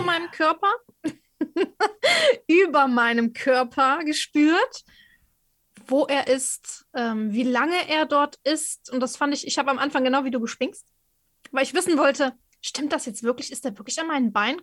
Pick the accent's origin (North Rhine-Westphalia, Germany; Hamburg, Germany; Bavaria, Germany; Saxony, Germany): North Rhine-Westphalia, Germany; Cologne; Ich bin ja Kölnerin